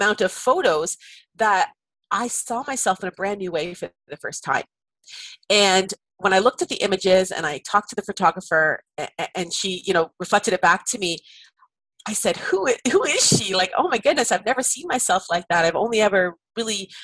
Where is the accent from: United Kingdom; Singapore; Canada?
Canada; I'm Canadian